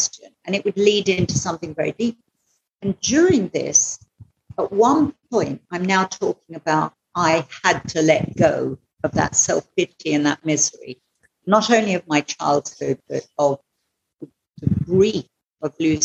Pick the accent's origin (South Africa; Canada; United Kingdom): United Kingdom; England; moved away as an adult; now in Goa, India; I'm from England originally.